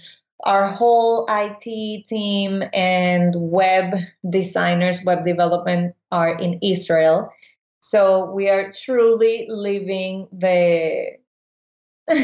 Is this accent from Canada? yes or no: no; Caracas, Capital District, Venezuela; English is a second language; now in Miami, United States; Originally from Caracas, Venezuela. So I'm a Latino girl.